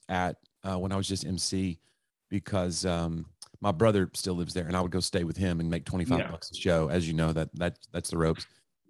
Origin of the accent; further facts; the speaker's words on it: Knoxville, Tennessee, United States; now in Nashville, United States; No, I grew up in East Tennessee, Knoxville, Tennessee.